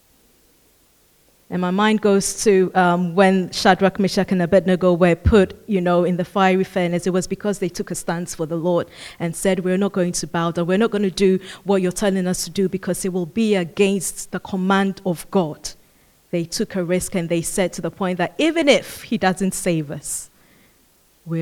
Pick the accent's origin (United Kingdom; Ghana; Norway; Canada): Ghana; I come from Ghana